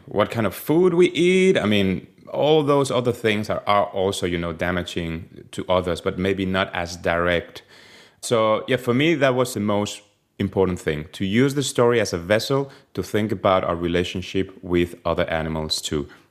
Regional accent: Spain; moved away as an adult; now in Denmark; I'm from Spain

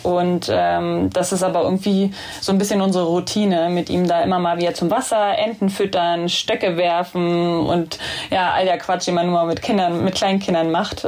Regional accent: Berlin, Germany; moved away as an adult; now in Hamburg, Germany; Ich bin halt in Köpenick groß geworden

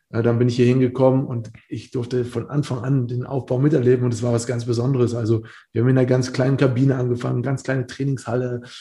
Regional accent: Bamberg, Bavaria, Germany; also ich bin aus Bamberg, aus einer kleinen Stadt dahin gewechselt

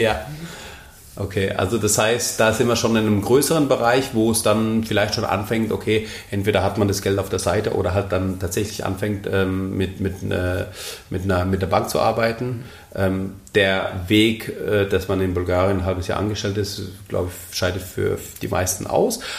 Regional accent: Germany; bei uns in Deutschland

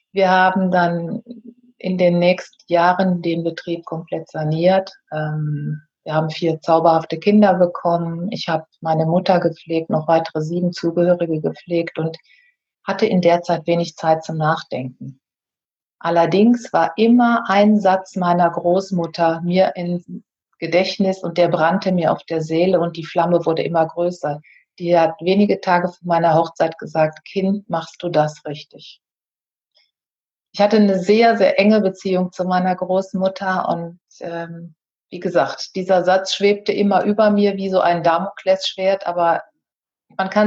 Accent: North Rhine-Westphalia, Germany; born there; denn ich bin auf einem Bauernhof am Niederrhein geboren. Ich habe dann den Weg von diesem Bauernhof weggesucht.

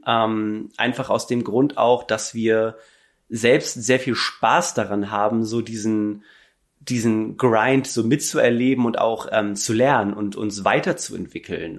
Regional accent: Hamburg and surroundings, Germany; wir kommen so aus Hamburg und Umgebung

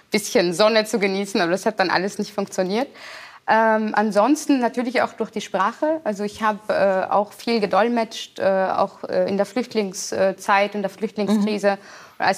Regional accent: Vienna, Austria; moved away as an adult; now in Germany; Wien schon, also in Österreich, wo ich mein Leben lang, also bis zum 26. Lebensjahr gelebt habe, nie als Österreicherin gesehen wurde.

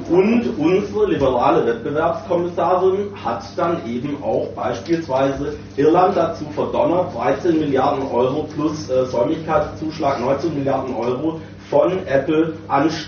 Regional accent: Germany; weil wir als Deutsche alleine, wir haben so 1% der Weltbevölkerung

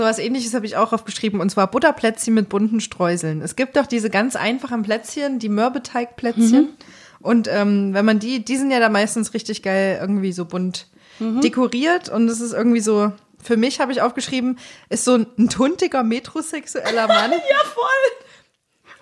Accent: Thuringia, Germany; moved away; in der Kleinstadt, in der ich aufgewachsen bin in Thüringen

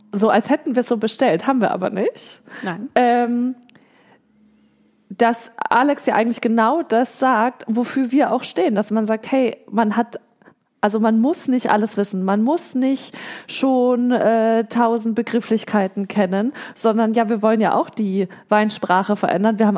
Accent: Southern Germany, Germany; Und ich komme ja selber aus Süddeutschland

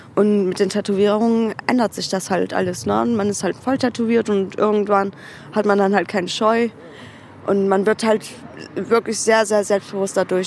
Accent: Germany; ich bin in Deutschland geboren, meine Familie in der Türkei.

